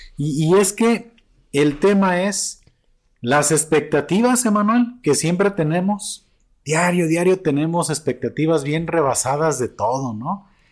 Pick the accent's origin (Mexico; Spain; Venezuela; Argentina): Mexico; como mexicano